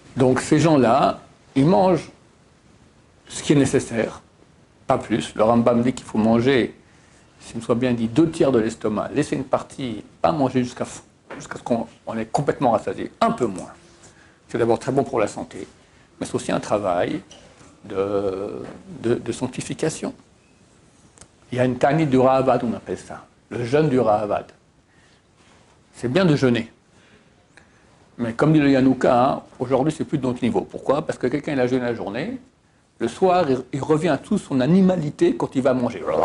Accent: Switzerland; moved away; je viens de Suisse

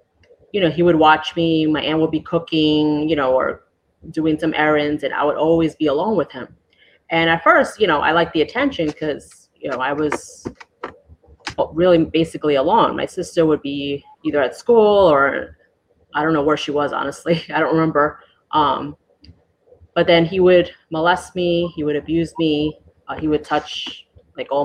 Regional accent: New York City, New York, United States; moved away as an adult; now in Juno Beach, United States; I was born and raised in New York City.

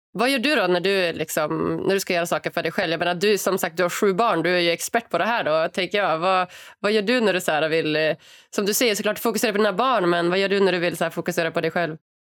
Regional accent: Norrland, Sweden; jag är ändå född och uppvuxen i Sverige och har väldigt så här, stereotypt liv. Liksom. Mamma, mm. pappa, två brorsor på en, en jättelugn gata i Norrland

